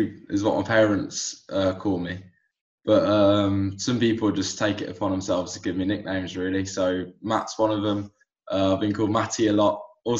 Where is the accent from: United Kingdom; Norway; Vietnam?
United Kingdom; England; So I've got a dual nationality. My I was born and raised here in England, but my mother is originally from Barcelona in Spain.